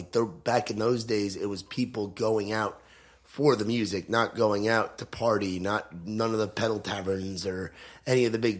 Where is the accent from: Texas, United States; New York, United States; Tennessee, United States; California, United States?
New York, United States; now in Nashville, United States; I'm actually from New York originally